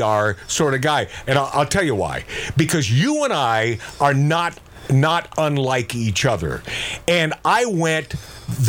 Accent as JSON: {"language": "English", "town": "Seattle", "region": "Washington", "country": "United States", "tie": "born or raised there", "said": "growing up in the Pacific Northwest"}